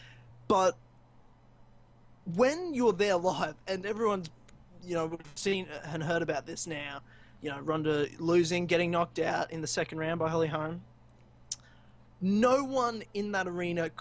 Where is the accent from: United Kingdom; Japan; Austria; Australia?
Australia; Melbourne, Victoria; Melbourne, my hometown